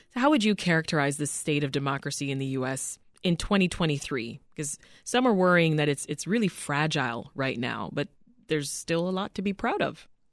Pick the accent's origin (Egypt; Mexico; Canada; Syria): Canada; now in United States; I'm Canadian, and uh, I remember just being saturated by U.S. programming while living in Canada.